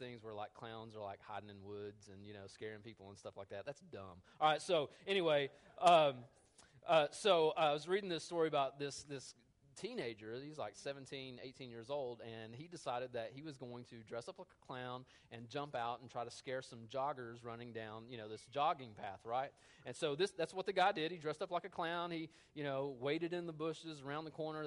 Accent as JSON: {"language": "English", "country": "United States", "said": "I'm an American"}